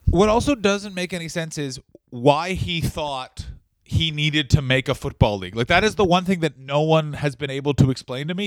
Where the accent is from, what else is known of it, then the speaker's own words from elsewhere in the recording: Ottawa, Ontario, Canada; my hometown Ottawa